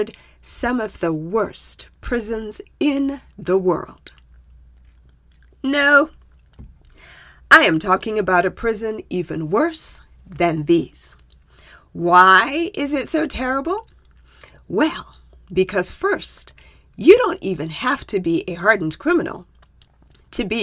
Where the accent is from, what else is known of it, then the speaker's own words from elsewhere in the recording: Zimbabwe; My home country of Zimbabwe